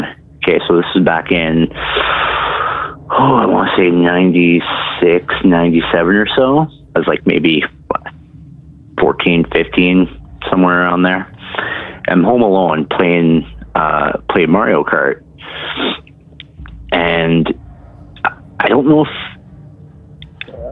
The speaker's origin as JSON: {"language": "English", "region": "Ontario", "country": "Canada", "said": "I'm from Ontario, Canada"}